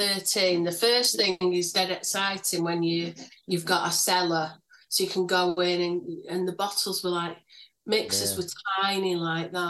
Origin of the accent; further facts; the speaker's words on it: Manchester, North West England, United Kingdom; also born or lived in Alkrington / Failsworth / Royton; I grew up in Moston at first, but I've lived in a lot of places, but they've mostly been North Manchester